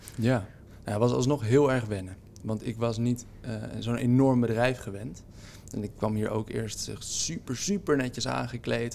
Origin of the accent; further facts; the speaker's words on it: Haarlem, North Holland, Netherlands; Ik ben in Haarlem geboren en ik ben er eigenlijk nooit weggegaan.